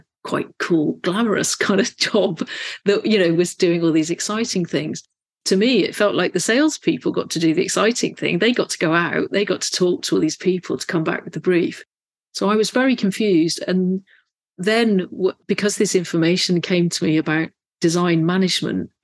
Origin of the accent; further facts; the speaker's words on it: Bristol, South West England, United Kingdom; So I grew up in Bristol, went to a local secondary school on the sort of suburbs of Bristol